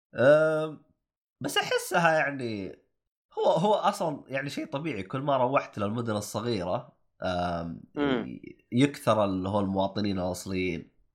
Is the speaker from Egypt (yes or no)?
no; Saudi Arabia; أنا كنت سعودي